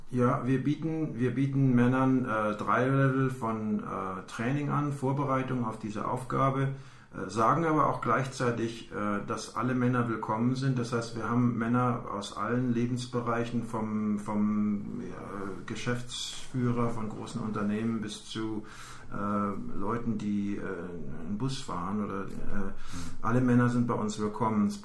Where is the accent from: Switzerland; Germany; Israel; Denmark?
Germany; now in United States; ich lebe seit 15 Jahren in den USA. Ich bin eigentlich Deutscher